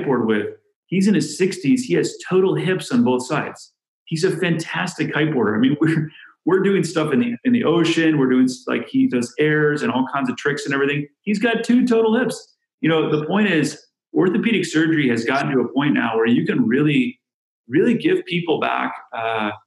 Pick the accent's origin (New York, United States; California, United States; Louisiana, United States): California, United States; San Diego; now in Chicago, United States; I'm from San Diego, California. I grew up doing playing water polo and surfing